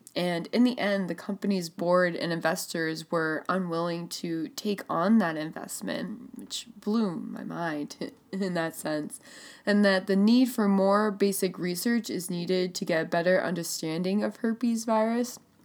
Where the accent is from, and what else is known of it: Burlington, Vermont, United States; born or raised there